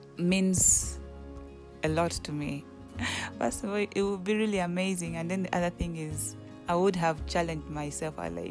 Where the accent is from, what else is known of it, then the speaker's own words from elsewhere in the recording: Uganda; now in Kenya; I'm from Uganda